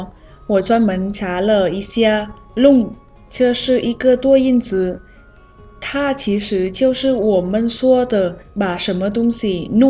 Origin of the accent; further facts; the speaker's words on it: Vietnam; Chinese is a second language; 我是来自越南的